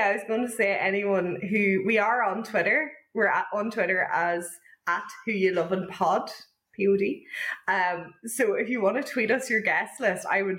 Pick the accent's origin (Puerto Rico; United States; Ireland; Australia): Ireland; now in Northern Ireland, United Kingdom; I'm from the South.